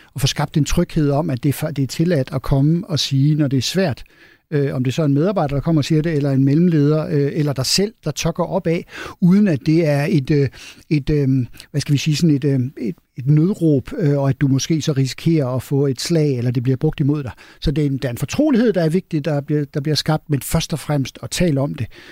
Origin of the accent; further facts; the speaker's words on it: Denmark; vi er danskere og ikke svenskere